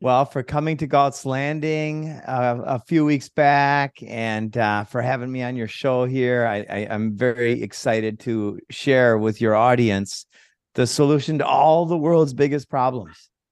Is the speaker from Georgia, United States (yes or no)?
no; Minnesota, United States; moved away; also born or lived in Costa Rica; I came from Minnesota. I grew up there when I was a kid.